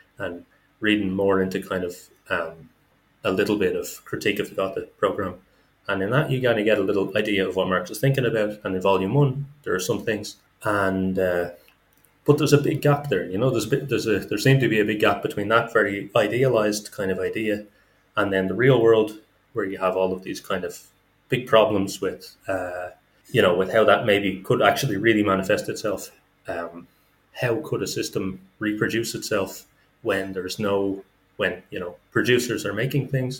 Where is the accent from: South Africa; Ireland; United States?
Ireland; Dublin, Leinster; moved away as an adult; now in Kazan, Russia; I am from Dublin in Ireland, and I live at the moment in Russia, in Kazan City